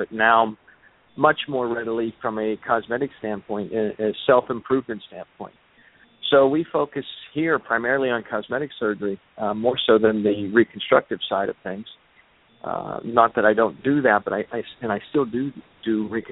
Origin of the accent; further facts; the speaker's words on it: Pittsburgh, Pennsylvania, United States; moved away as an adult; now in White Sulphur Springs, United States; I originally was in practice in my hometown in Pittsburgh, Pennsylvania, for about 15 years